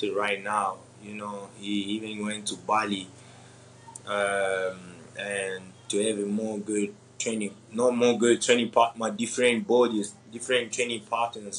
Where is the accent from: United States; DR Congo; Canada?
DR Congo; I'm from Africa, you know, and then DRC Congo